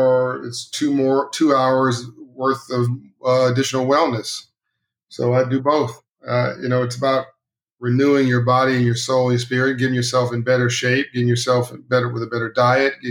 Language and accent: English; Compton, California, United States; I grew up in Compton, California, South Central LA.